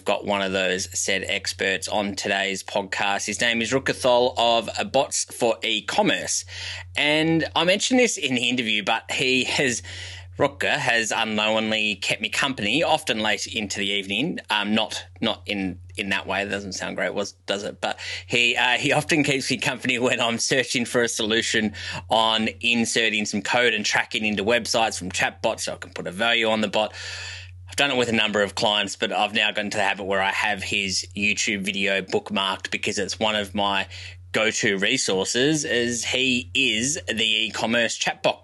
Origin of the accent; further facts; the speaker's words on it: Australia; accent: harsh Australian; my harsh Australian accent